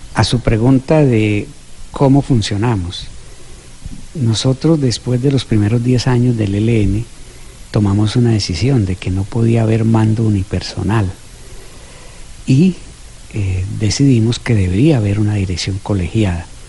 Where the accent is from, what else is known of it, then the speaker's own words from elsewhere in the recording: Colombia; moved away; todos somos colombianos